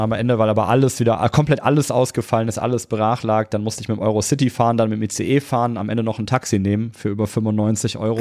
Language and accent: German; Cologne, North Rhine-Westphalia, Germany; Ich bin ursprünglich Kölner